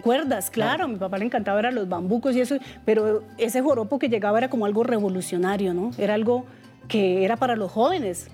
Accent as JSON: {"language": "Spanish", "town": "Otanche", "region": "Boyacá", "country": "Colombia", "tie": "born or raised there", "said": "yo soy de Otanche, Boyacá. Sí. Y en el campo, pues yo era, eh, soy campesina."}